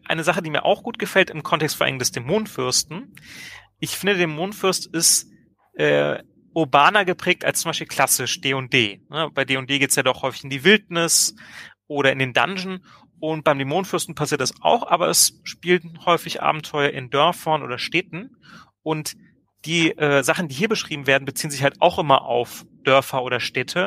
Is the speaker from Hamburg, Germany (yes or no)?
no; Hildesheim, Lower Saxony, Germany; aus meiner Heimatstadt Hildesheim